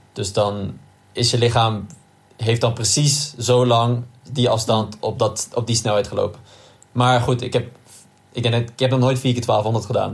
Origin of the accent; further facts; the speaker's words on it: Nijmegen, Gelderland, Netherlands; Als Nijmegenaar